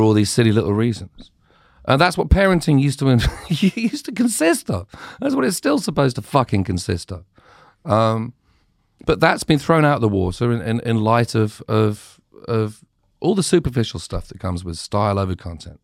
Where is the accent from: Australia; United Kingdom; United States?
United Kingdom; growing up in Britain